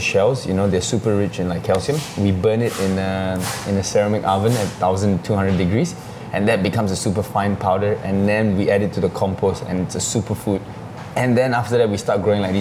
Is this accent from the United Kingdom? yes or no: no; Singapore; growing up in Singapore